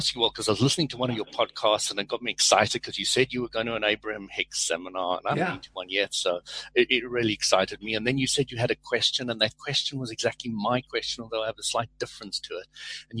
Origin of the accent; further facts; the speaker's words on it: South Africa; now in London, United Kingdom; In UK, and I'm a South African.